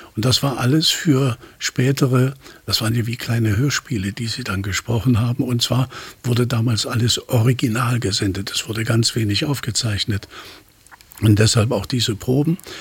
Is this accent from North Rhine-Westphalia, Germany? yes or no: no; Leipzig, Saxony, Germany; accent: Leipziger sächsischen Dialekt; ich bin in Leipzig aufgewachsen